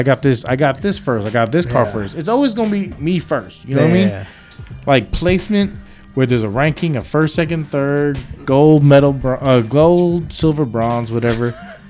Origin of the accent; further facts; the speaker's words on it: West Coast, United States; I'm from the West Coast.